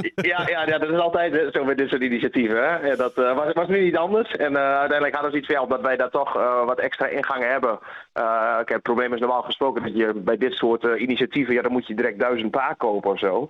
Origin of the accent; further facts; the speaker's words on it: Dalen, Drenthe, Netherlands; ik heb geboren en getogen in Dalen